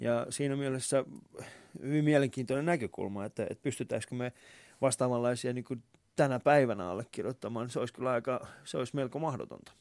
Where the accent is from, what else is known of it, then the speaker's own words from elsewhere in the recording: Vantaa, Uusimaa, Finland; mä oon ollut äh, Havukallion alaasteella ja Havukosken yläasteella. Ja sit mä oon, kyllä, ja mä oon Koivukylän tuossa lukiossa käynyt